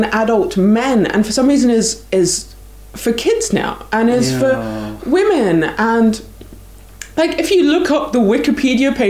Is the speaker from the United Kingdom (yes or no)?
yes; United Kingdom; I say that as a British person